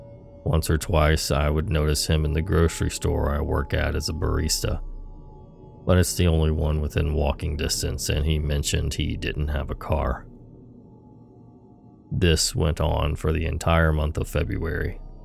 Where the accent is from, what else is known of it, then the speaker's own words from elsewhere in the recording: Missouri, United States; I grew up in Missouri. Junkies barely register as odd to me at this point.